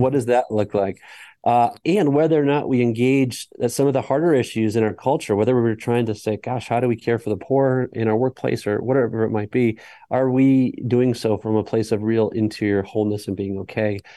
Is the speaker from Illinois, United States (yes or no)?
no; Colorado, United States; I'm from Colorado